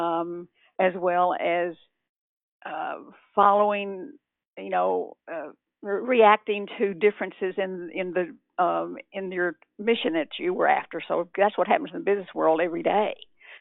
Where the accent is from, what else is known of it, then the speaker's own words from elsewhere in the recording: Texas, United States; moved away; also born or lived in California; I'm originally from Texas